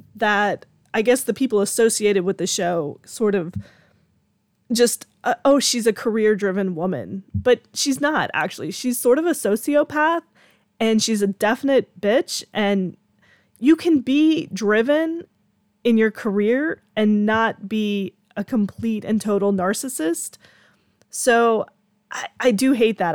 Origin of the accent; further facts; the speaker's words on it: Georgia, United States; I'm from Georgia and I live in the country